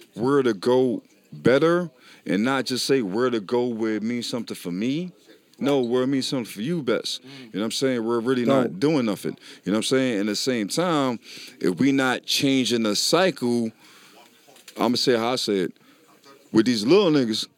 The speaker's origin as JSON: {"language": "English", "town": "New York City", "region": "New York", "country": "United States", "said": "I came from Harlem"}